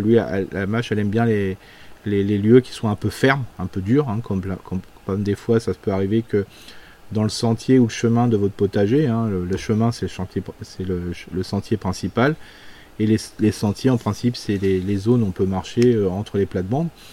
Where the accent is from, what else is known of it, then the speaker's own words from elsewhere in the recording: Alsace, Grand Est, France; chez nous en Alsace